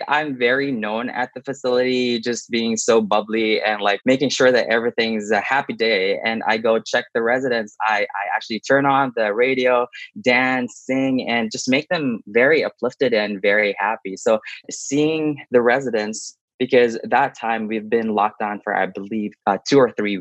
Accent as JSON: {"language": "English", "country": "Philippines", "moved": "yes", "lives_now": "Lethbridge, Canada", "said": "I am originally from the Philippines. I moved in Canada in 2012"}